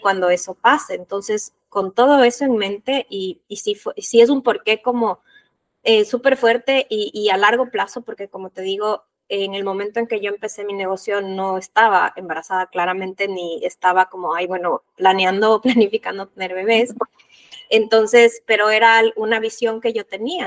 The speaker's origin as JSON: {"language": "Spanish", "country": "Ecuador", "said": "yo soy de Ecuador"}